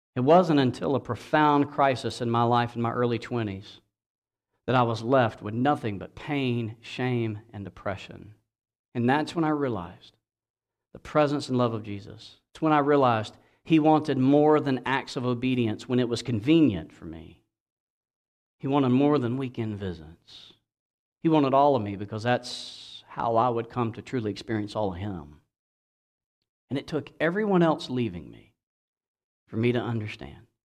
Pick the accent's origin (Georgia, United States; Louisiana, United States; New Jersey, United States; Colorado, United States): Georgia, United States; my home state of Georgia